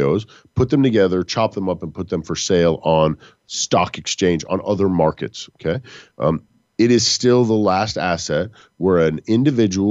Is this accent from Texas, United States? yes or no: yes; Texas, United States; I'm from Texas.